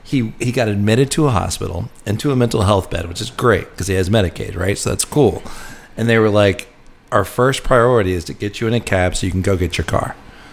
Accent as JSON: {"language": "English", "town": "Charlotte", "region": "North Carolina", "country": "United States", "tie": "born or raised there", "moved": "yes", "lives_now": "New Orleans, United States", "said": "I grew up in Charlotte, North Carolina."}